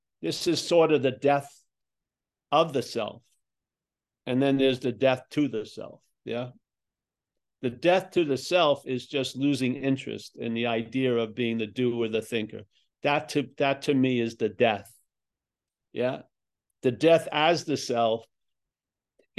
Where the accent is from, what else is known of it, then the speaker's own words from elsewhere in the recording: Long Island, New York, United States; I'm from Long Island